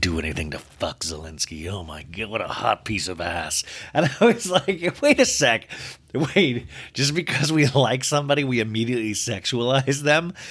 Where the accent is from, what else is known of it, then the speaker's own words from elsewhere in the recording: Olathe, Kansas, United States; growing up in Olathe, Kansas